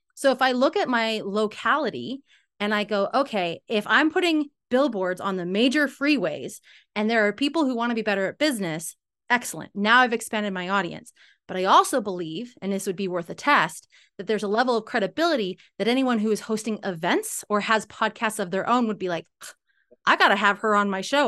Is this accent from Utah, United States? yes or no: yes; Salt Lake City, Utah, United States; also born or lived in California; I'm from Salt Lake City, Utah, U S